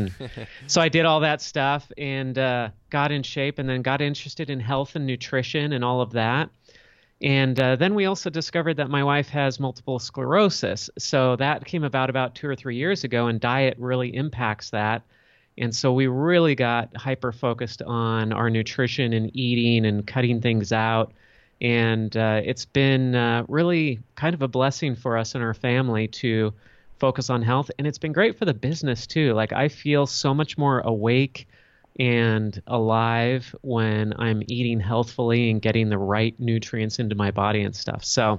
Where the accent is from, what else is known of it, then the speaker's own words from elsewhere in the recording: Los Angeles, California, United States; I grew up in Los Angeles, California.